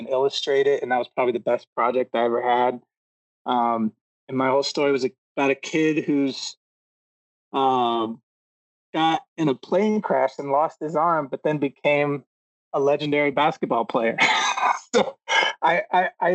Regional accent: Atlanta, Georgia, United States; I grew up in the South. My family, I grew up in Georgia, in Atlanta

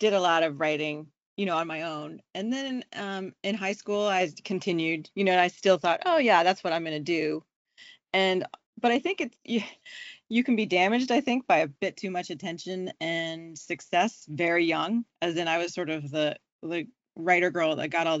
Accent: Charleston, South Carolina, United States; also born or lived in New York City; now in Vermont, United States; I was born, I was raised in Charleston, South Carolina. I was born in New York.

